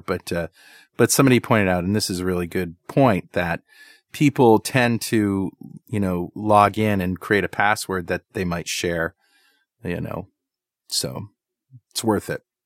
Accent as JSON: {"language": "English", "country": "United States"}